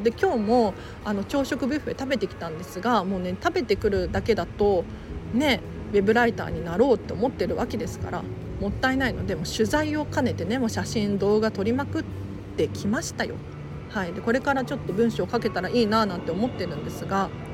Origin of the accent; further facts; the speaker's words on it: Tokyo, Japan; 東京生まれ、東京育ち